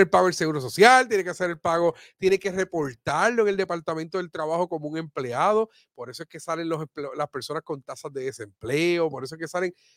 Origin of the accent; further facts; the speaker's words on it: Aibonito, Puerto Rico; de mi pueblo de ahí bonito